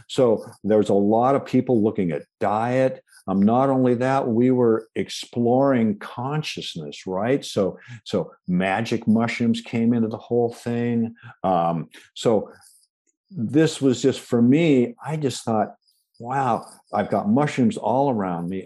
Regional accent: Washington, United States; I was born in the Pacific Northwest

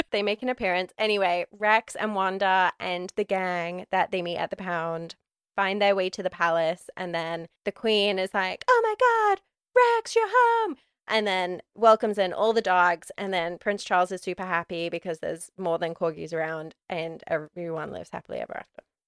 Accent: United Kingdom; as a British person

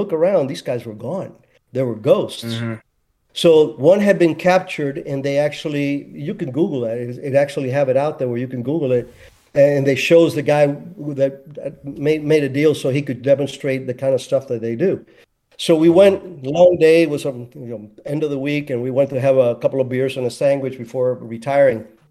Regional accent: Cuba; now in United States; I'm American 100%, but I'd never forget my roots because that's, you know, that's where I was born.

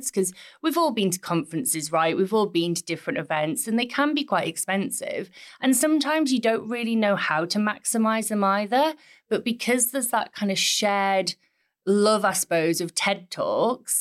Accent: Middlesbrough, North East England, United Kingdom; my hometown, which is Middlesbrough

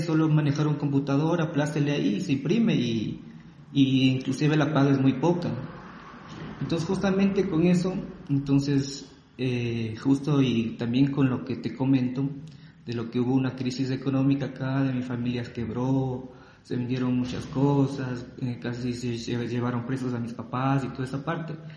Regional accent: Ecuador; also born or lived in Riobamba; soy ecuatoriano. Soy ecuatoriano, tengo 35 años

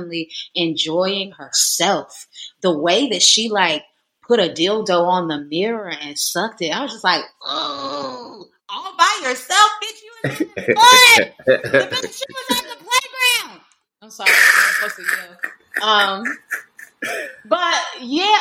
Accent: North Carolina, United States; moved away; this is my hometown in North Carolina, so real country folk

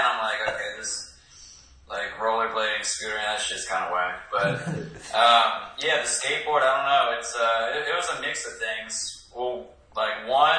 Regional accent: Denville, New Jersey, United States; moved away; I'm from this small town called Denville. It's in northern Jersey, Morris County. Denville, New Jersey

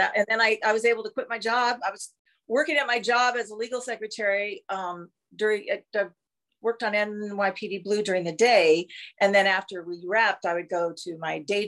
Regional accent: South Dakota, United States; moved away as an adult; also born or lived in Minneapolis / California; I'm from South Dakota.

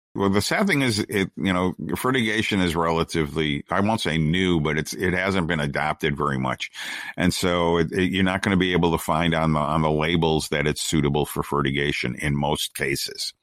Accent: United States; we're an American, we're Americans

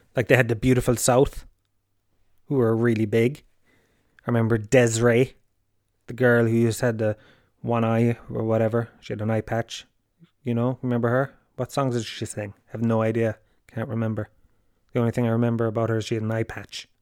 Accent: Tralee, Munster, Ireland; Holy Family is primary school that I went to in, in Tralee

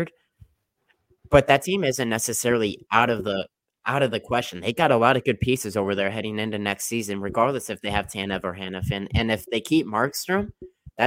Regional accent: St. Louis, Missouri, United States; we're both from St. Louis

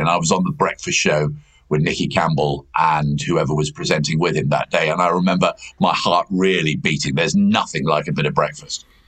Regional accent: United Kingdom; also born or lived in Gloucester; I was born in Gloucester, but um, actually grew up in the Gloucestershire, Herefordshire countryside and very rural area

